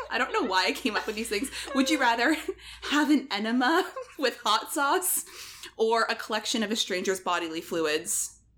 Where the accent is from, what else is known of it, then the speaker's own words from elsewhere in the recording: Canada; We're from Canada.